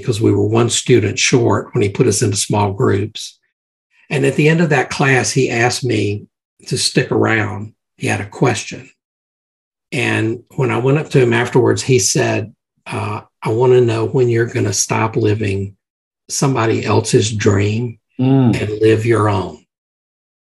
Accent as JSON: {"language": "English", "region": "Mississippi", "country": "United States", "tie": "born or raised there", "said": "growing up in Mississippi"}